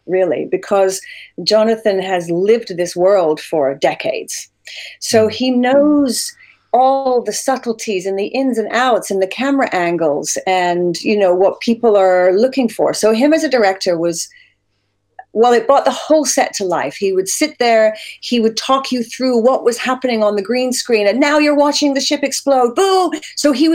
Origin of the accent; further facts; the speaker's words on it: Sittingbourne, South East England, United Kingdom; accent: hybrid Canadian-British; moved away as an adult; now in Canada; I was raised in Sittingbourne, which is like, I believe it's one or two train stops from Raynham